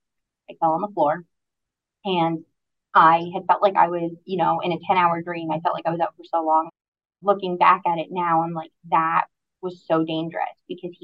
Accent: Aroostook County, Maine, United States; moved away as an adult; now in Southern Maine, United States; I'm originally from Aroostook County. At 18 years old, I graduated high school and moved to Southern Maine

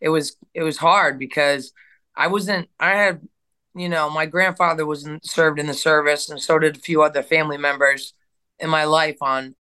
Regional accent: Turner, Maine, United States; also born or lived in Kentucky; I'm from Turner, Maine

